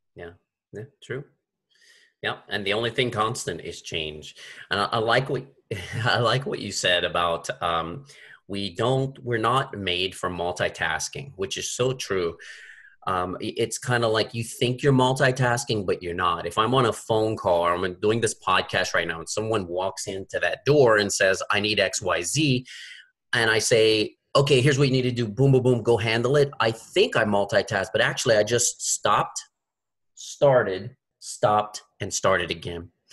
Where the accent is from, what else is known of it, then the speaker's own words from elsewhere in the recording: Gulf Coast, United States; moved away; I'm from the Gulf Coast. I'm from the Gulf of Mexico.